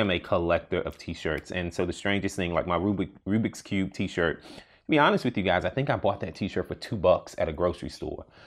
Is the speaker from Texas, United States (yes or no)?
yes; Houston, Texas, United States; moved away; I grew up in Houston